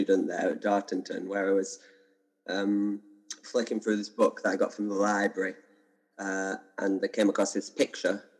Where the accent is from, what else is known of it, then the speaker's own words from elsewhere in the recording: Burnley, North West England, United Kingdom; moved away as an adult; also born or lived in Devon; now in London, United Kingdom; I grew up in Burnley, which is a little town in Lancashire, about an hour north of Manchester.